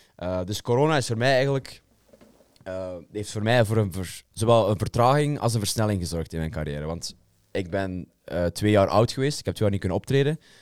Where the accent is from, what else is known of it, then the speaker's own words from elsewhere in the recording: Belgium; mij als Belg